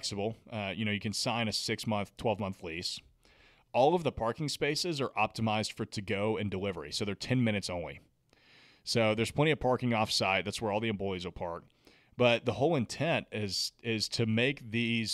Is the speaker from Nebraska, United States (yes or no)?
no; Nashville, Tennessee, United States; I'm from Nashville, the city's given me so much